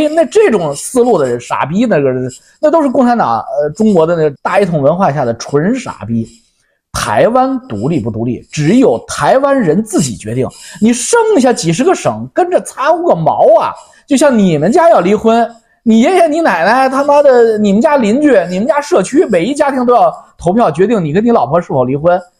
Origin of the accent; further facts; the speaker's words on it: Canada; 你是北京的，我是加拿大的